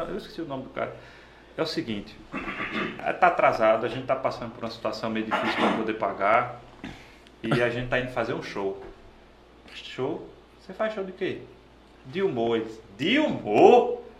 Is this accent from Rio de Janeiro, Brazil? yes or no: no; Nossa Senhora da Glória, Sergipe, Brazil; eu sou de uma cidade do interior, do sertão, chamada Nossa Senhora da Glória.